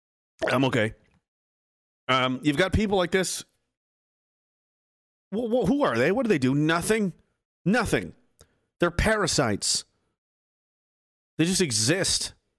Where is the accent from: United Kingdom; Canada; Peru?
Canada; And that's what we were fucking supposed to be as Canadian you know, men or people.